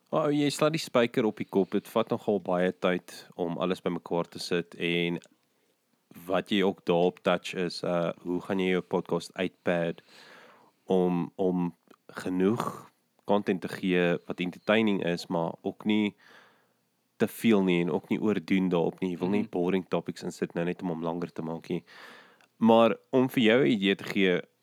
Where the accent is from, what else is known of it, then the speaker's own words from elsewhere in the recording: West Rand, Gauteng, South Africa; also born or lived in Krugersdorp; ek het in die Wesrand groot geword